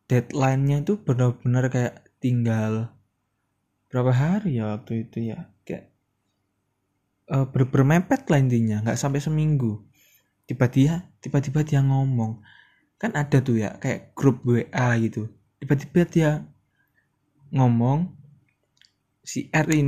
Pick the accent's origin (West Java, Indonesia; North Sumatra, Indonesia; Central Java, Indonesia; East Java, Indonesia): East Java, Indonesia; Surabaya; gue tuh sebenarnya orang ya anak-anak Surabaya gitu makanya sorry kalau ada bahasa-bahasa sedikit anak ke Surabayaan